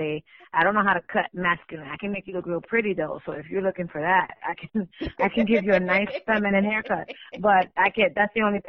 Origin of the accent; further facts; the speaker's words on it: New York City, New York, United States; I grew up in Washington Heights